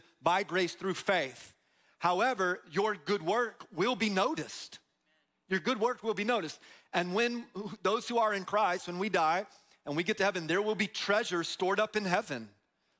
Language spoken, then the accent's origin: English; Tampa, Florida, United States; We grew up in Tampa, grew up in Florida, a lot of palm trees